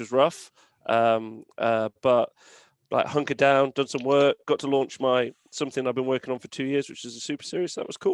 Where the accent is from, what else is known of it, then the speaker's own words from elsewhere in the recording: England, United Kingdom; As an English person